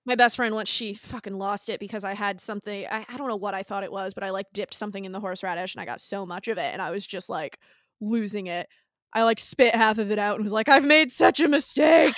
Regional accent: Northeast, United States; I'm from the Northeast

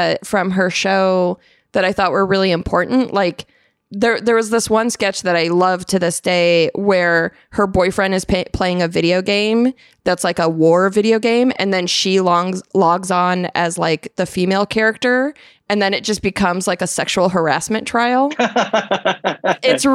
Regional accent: Arizona, United States; I'm from Arizona

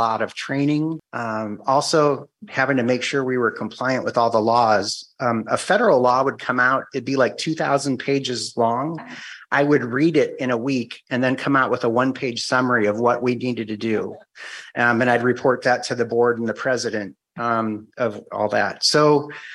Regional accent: Cleveland, Ohio, United States; moved away as an adult; also born or lived in Whidbey Island, Washington / Guam; now in Washington, United States; I'm originally from Cleveland.

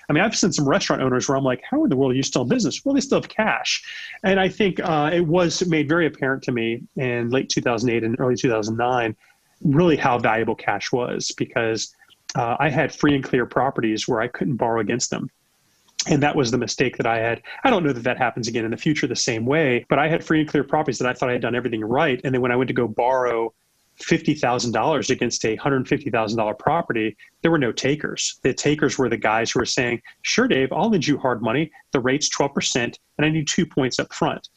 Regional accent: United States; I'm an American

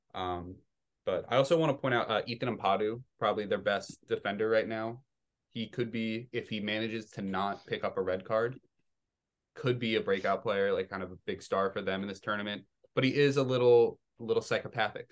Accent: Maryland, United States; I'm from Maryland. We have Bowie City

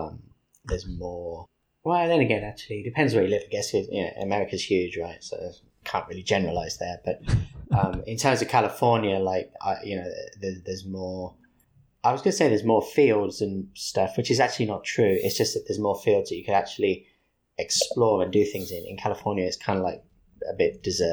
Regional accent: United Kingdom; No, not in London. I'm not from London. I'm from about 70 miles outside of London in a different town.

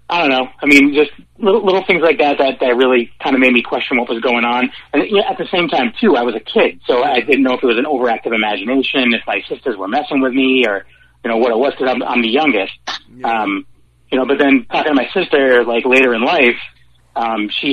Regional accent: Worcester, Massachusetts, United States; I grew up in Worcester, and like an old three-decker

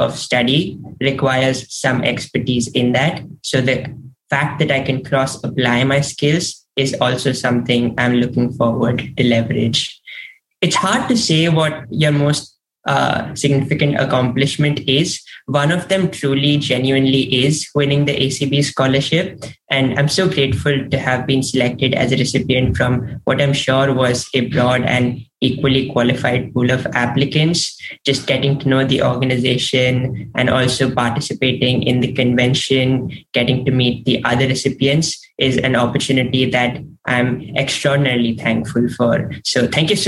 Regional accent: Mumbai, Maharashtra, India; also born or lived in Stanford, California; now in Edgewater, United States; I am originally from Mumbai, India, and I'm currently in Edgewater, New Jersey

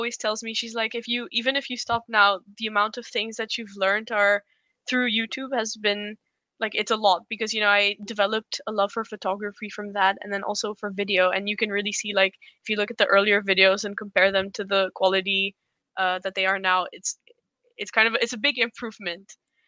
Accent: Poland; moved away as an adult; also born or lived in India; So I was born in India, and then we moved to Poland when I was 6 for my dad's work, and then they loved it. So they ended up staying there, and I went to an international school, and then I moved to the Netherlands to study

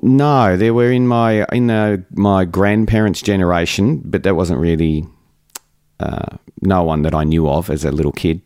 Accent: Melbourne, Victoria, Australia; I grew up in the western suburbs of Melbourne in a place called Laverton

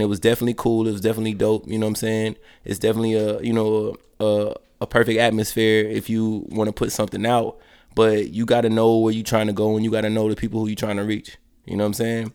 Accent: Columbus, Georgia, United States; moved away as an adult; also born or lived in Daytona, Florida / Atlanta, Georgia; I'm from Columbus, Georgia.

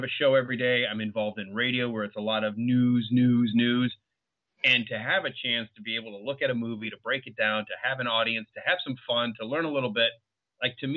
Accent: Detroit, Michigan, United States; growing up in Detroit with the Pistons.

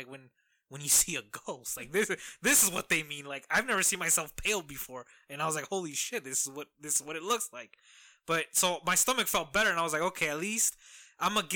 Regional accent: Midwest, United States; as any Midwesterner, blue collar man

